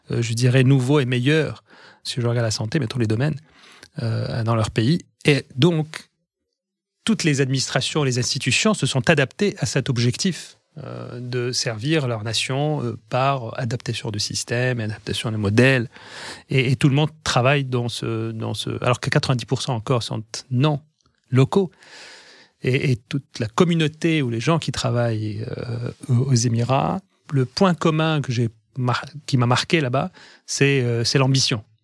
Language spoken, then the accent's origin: French; France; pour moi, je suis français, je suis, j'ai mon pays, j'ai ma patrie, j'ai mon, mes racines sont en France